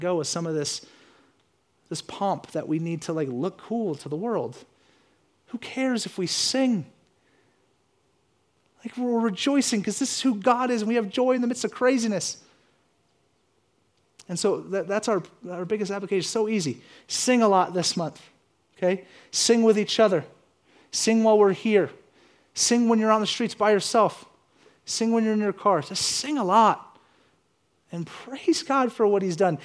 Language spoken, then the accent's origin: English; the South, United States; I grew up in the South where I kept hearing this stuff on the radio